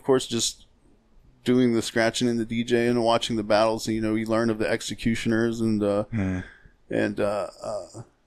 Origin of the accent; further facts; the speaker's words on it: Ohio, United States; I grew up in Pickwell, Ohio